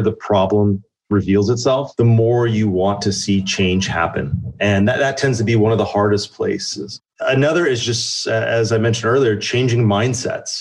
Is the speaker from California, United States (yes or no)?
yes; the Bay Area, California, United States; I grew up in the Bay Area